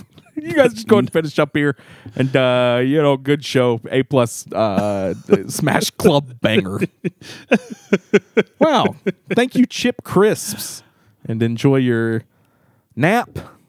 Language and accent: English; Chicago, Illinois, United States; there's delicious Lou Malnati's pizza in my hometown of Chicago. That's right, folks. It's not just the Midwest. I'm from Chicago town.